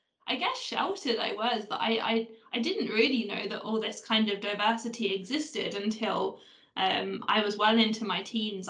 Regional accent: Stevenage, East of England, United Kingdom; moved away; growing up in Stevenage

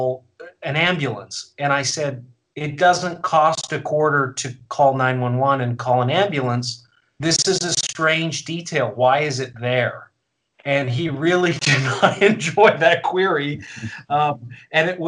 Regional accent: Vancouver, British Columbia, Canada; I grew up in Vancouver

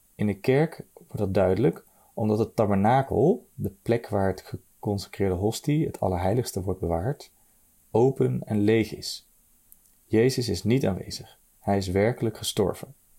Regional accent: Nijmegen, Gelderland, Netherlands; ik kom uit Nijmegen

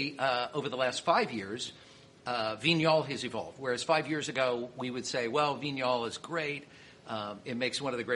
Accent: Missouri, United States; I'm from Missouri

